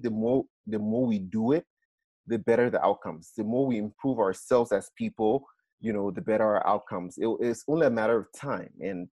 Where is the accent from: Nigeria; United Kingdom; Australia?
Nigeria; moved away; I'm Black, I'm Nigerian.